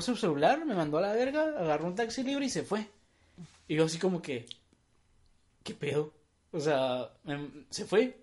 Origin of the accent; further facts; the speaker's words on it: Tijuana, Baja California, Mexico; somos de Tijuana y todo lo que mencionamos son cosas que pasan aquí en Tijuana